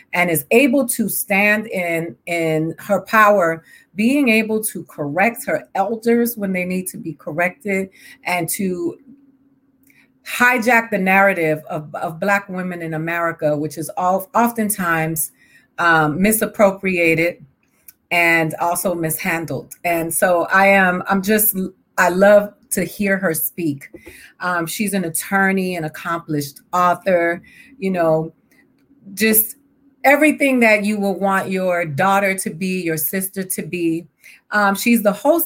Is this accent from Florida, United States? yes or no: yes; Miami, Florida, United States; also born or lived in Puerto Rico; I grew up in Miami where the majority of the students that I went to school with were either Black or brown